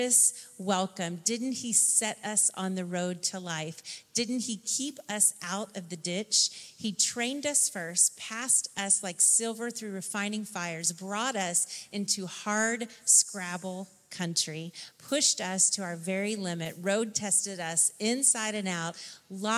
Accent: Tennessee, United States; my childhood, of growing up in Tennessee

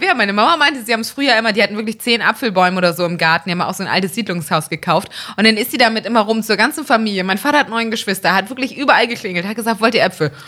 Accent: Elmshorn, Schleswig-Holstein, Germany; es ist eine Kleinstadt, Elmshorn, wo ich aufgewachsen bin

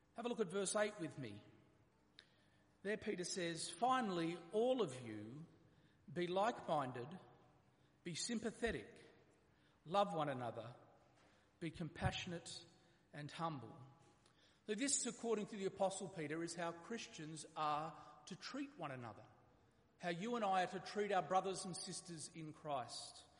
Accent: Australia

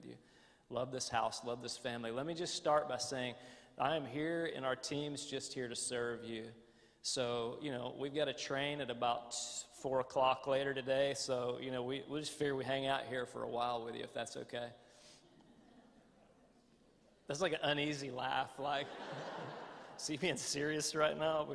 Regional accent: the American South, United States; accent: southern; the more tired I get, the more my southern accent gets more accented

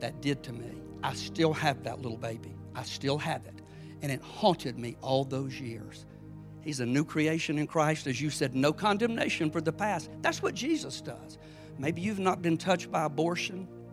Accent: South Georgia, United States; I'm a nobody from South Georgia

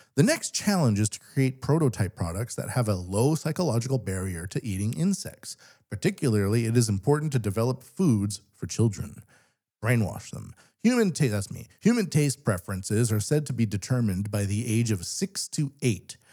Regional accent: Canada; now in Japan; I'm Canadian

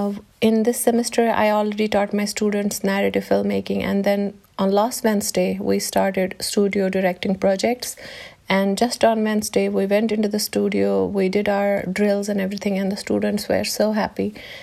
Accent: Jammu and Kashmir, India; I mean, I come from Kashmir, which is a conflict zone. I have spent most of my life inside the house because there was a curfew outside.

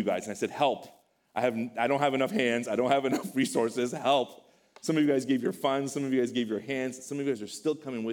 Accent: Iran; moved away; I come from Iran, a neighboring country. We speak a similar language

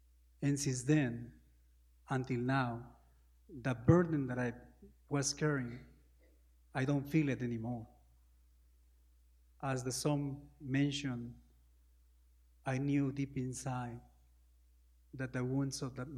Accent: Peru; Peru is a small country, you know, South America, close to Argentina, Ecuador, Chile, Brazil, Colombia. It's very difficult to live in Peru.

